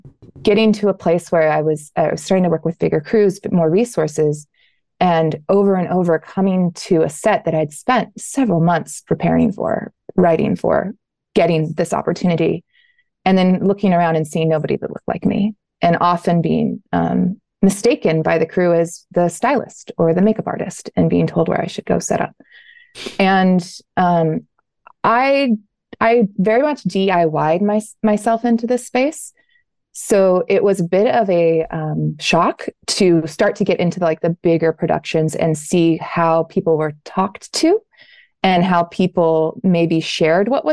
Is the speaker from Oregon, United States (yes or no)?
yes; Southern Oregon, United States; my background is growing up in Southern Oregon